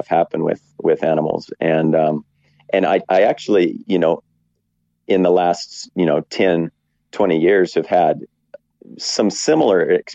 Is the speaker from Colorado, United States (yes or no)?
yes; Western Colorado, United States; moved away as an adult; also born or lived in Wyoming; now in New Zealand; I grew up in Colorado, Western Colorado.